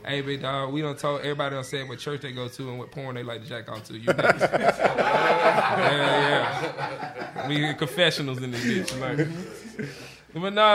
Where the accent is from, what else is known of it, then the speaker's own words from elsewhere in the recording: Monroe, Georgia, United States; Monroe is like the big city inside the country, but I'm actually from Georgia.